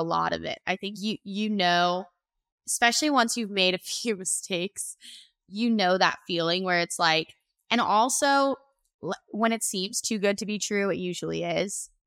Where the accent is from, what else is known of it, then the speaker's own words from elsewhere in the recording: Florida, United States; I'm from Florida.